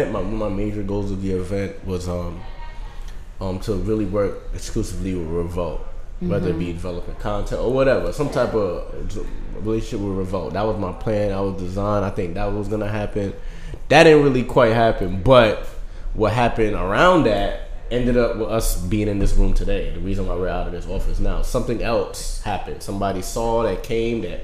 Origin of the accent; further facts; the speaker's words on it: New Jersey, United States; also born or lived in Brooklyn, New York / Barbados; I'm from Brooklyn. I lived in Barbados and I grew up in Jersey